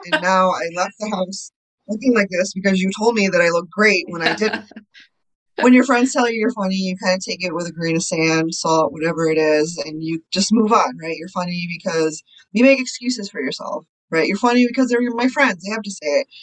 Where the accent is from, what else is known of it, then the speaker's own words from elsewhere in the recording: Connecticut, United States; moved away as an adult; also born or lived in India; now in Chicago, United States; I grew up in the States. I was born in India. And then when I was three, we moved to Connecticut. So I was there from the time I was three to probably 24